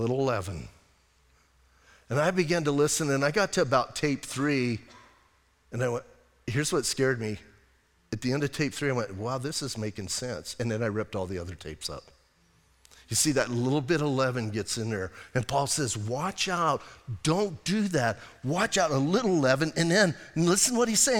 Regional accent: Bisbee, Arizona, United States; I'm from Bisbee

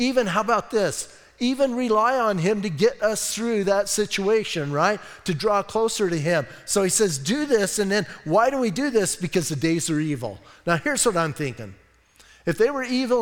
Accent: Bisbee, Arizona, United States; I'm from Bisbee.

